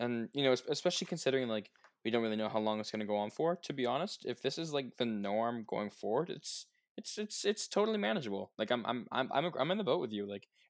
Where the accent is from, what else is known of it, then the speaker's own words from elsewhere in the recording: Canada; we are both from Canada